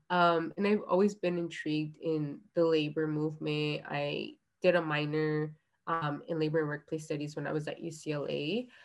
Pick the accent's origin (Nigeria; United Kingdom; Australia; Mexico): Mexico; Guerrero; Like I come from Guerrero, which is one of the poorest states in Mexico.